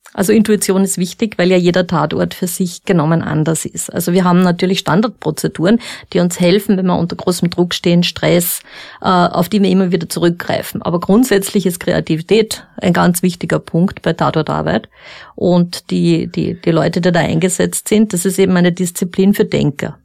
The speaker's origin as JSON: {"language": "German", "region": "Upper Austria", "country": "Austria", "said": "ich komme aus Oberösterreich"}